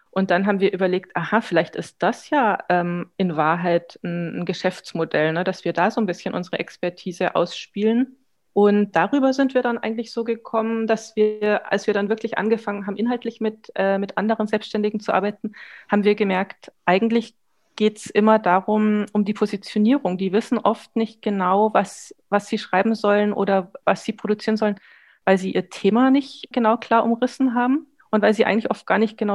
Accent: Munich, Bavaria, Germany; now in Berlin, Germany; bin ursprünglich aus München, bin seit 20 Jahren in Berlin und bin auch jetzt gerade ähm, aus Berlin zugeschaltet.

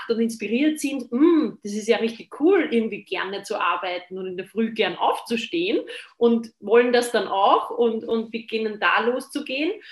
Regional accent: Austria; aber bei uns in Österreich war es in meiner Generation so, na, werdet ja nicht Lehrer

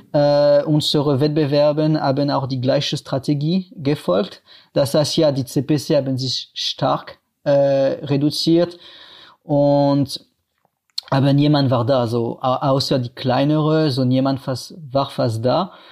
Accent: France; German is a second language; moved away as an adult; now in Cologne, Germany; wie ihr äh, hören könnt, ich komme aus Frankreich und ja, ich wohne ungefähr seit acht Jahren in Deutschland

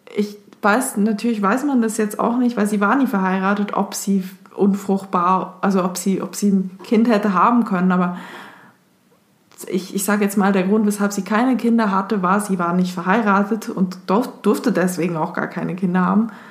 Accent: Switzerland; ich als Schweizerin

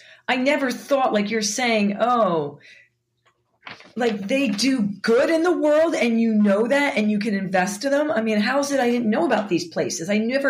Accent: Philadelphia, Pennsylvania, United States; I'm from Philadelphia.

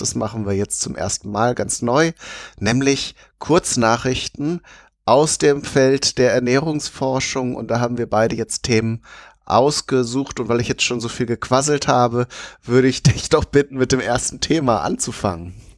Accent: Alpine region, Southern Germany, Germany; bei uns in Süddeutschland, also im Alpenraum

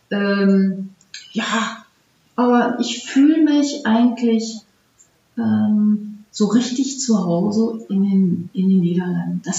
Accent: North Rhine-Westphalia, Germany; also born or lived in Groningen, Netherlands; Ähm, ik ben geboren in Groningen. Niet opgegroeid. Opgegroeid ben ik op een Duits klein dorpje tussen Hagen en Wuppertal. En dat dorpje heet Rückeberg.

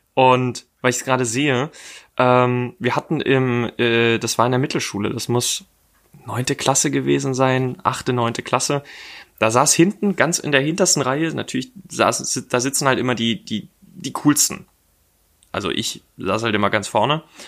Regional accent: Dresden, Saxony, Germany; now in Berlin, Germany; ich komme jetzt aus Dresden

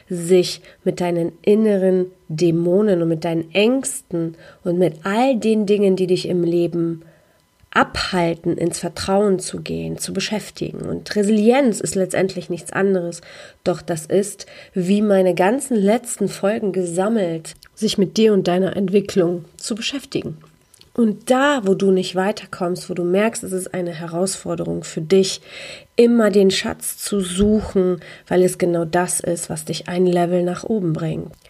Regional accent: Poland; weil die Ostblockkultur, in der ich groß geworden bin in Polen, einfach so funktionierte.

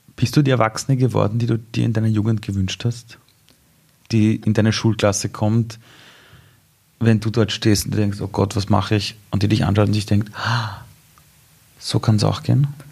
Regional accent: Vienna, Austria; Ich bin in Simmering aufgewachsen

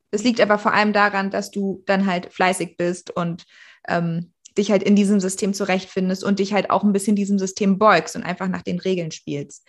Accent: Berlin, Germany; bei uns in Berlin äh, war das ja zum Glück nach sechs Jahren Grundschule

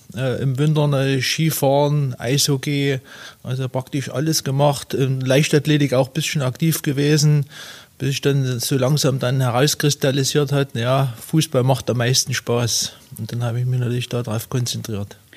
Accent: Lößnitz, Saxony, Germany; in Lösnitz, meiner Heimatstadt

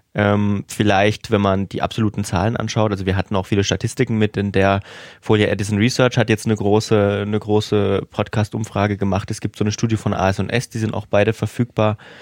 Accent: southern Thuringia, Germany; ich komme ja auch vom Dorf und ich würde das Vogtland einfach mal so auch mit der Region Südthüringen, wo ich herkomme

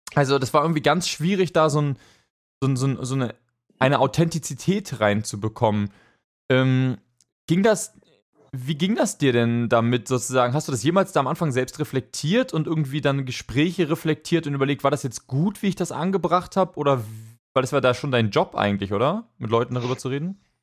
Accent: Hamburg, Germany; das war damals bei uns in Hamburg

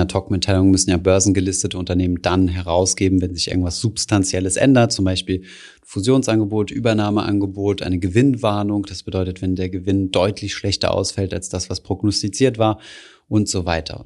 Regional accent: Germany; bei uns in Deutschland

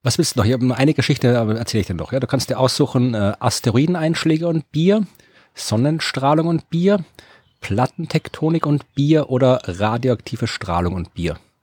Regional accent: Krems, Lower Austria, Austria; in Krems, der meiner Heimatstadt, die eher eine Weinstadt ist

